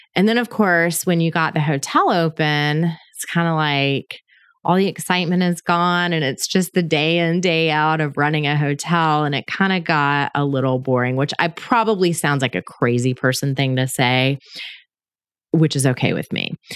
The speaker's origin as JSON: {"language": "English", "town": "Panama City", "region": "Florida", "country": "United States", "tie": "born or raised there", "said": "I was born in Panama City, Florida, which is on the Gulf Coast in the Northwest Panhandle area"}